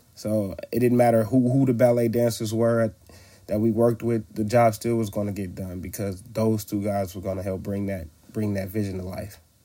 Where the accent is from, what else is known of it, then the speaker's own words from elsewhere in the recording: Oakland, California, United States; also born or lived in Louisiana; we grew up in Oakland, so diverse since elementary school